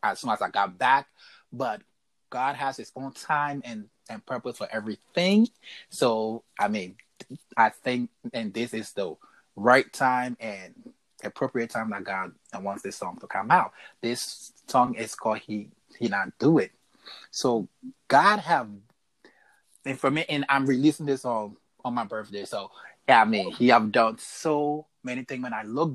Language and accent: English; Liberia; now in Minnesota, United States; live in Minnesota, born and raised in Liberia.